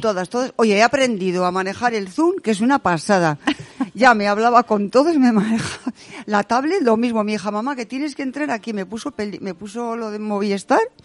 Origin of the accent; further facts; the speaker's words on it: Salamanca, Castile and León, Spain; mi pueblo, que yo vivo, yo nací en Salamanca